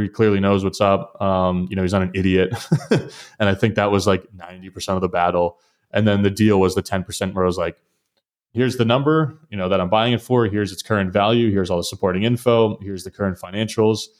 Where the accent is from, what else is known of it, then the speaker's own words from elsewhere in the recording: southern New Hampshire, United States; I'm from New Hampshire originally, grew up in southern New Hampshire